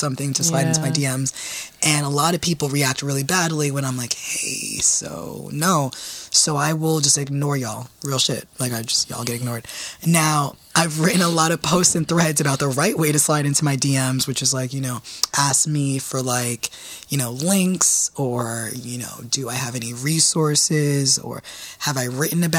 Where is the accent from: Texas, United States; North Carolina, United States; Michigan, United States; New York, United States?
New York, United States; New York City; I am from the Bronx